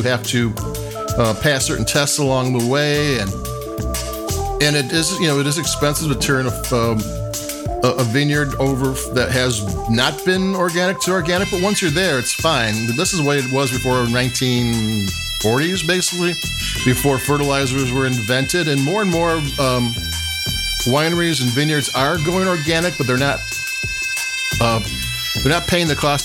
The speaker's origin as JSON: {"language": "English", "town": "Chicago", "region": "Illinois", "country": "United States", "said": "I'm from the Chicago region"}